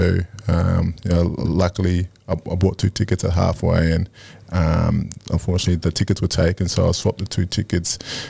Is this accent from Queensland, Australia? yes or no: yes; Brisbane, Queensland, Australia; In Brisbane.